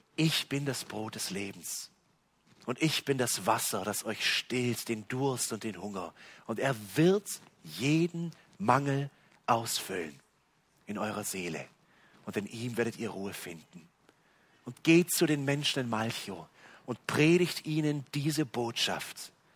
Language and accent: German; West Germany, Germany; bei uns in Westdeutschland